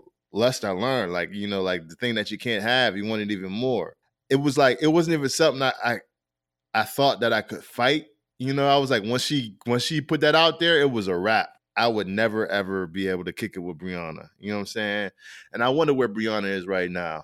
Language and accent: English; Rochester, New York, United States; I'm from Rochester